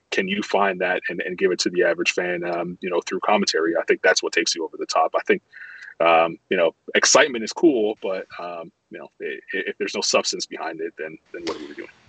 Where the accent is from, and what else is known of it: Toronto, Ontario, Canada; born or raised there; moved away as an adult; also born or lived in Montreal, Quebec, Canada; now in Charlotte, United States